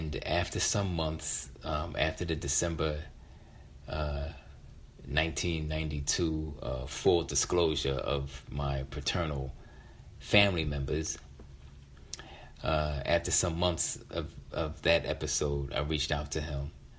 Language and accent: English; Philadelphia, Pennsylvania, United States; my youngest sister, Treva, with whom I grew up in, who I grew up with in West Philadelphia